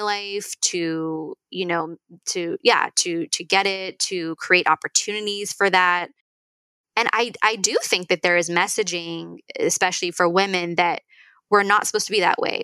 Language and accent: English; Northern California, United States; I'm like from Northern California